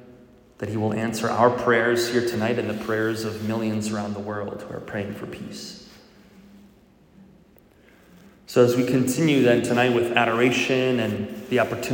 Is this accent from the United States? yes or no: yes; Milwaukee, Wisconsin, United States; If you don't know, I'm a cheesehead. I grew up in Milwaukee.